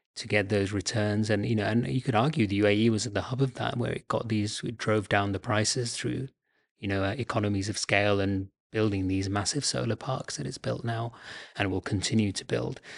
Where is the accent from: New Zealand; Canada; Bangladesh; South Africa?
Bangladesh; moved away; I'm originally from Bangladesh